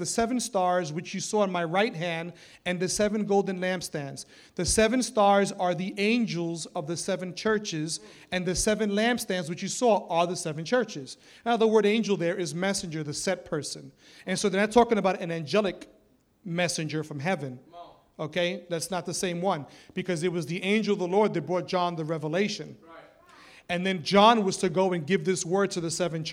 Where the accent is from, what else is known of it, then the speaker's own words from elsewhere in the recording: New York City, New York, United States; I'm some kid from the Bronx, a teenager in Bible college